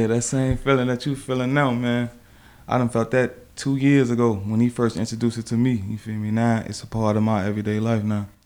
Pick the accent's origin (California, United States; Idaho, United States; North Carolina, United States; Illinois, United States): Illinois, United States; Chicago; growing up in Chicago